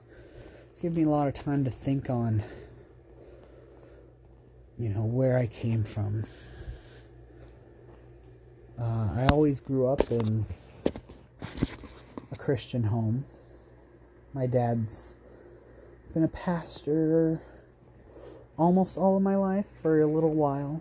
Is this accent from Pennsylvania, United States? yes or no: no; Roseburg, Oregon, United States; also born or lived in Ontario, Oregon / Vale, Oregon / Buhl, Idaho; At Roseburg, I went from kindergarten until 8th grade, in middle 8th grade year